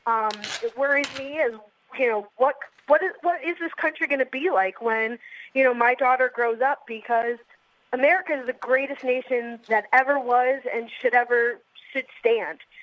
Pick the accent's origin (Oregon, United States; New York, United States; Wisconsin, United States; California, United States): New York, United States; I'm born and raised in New York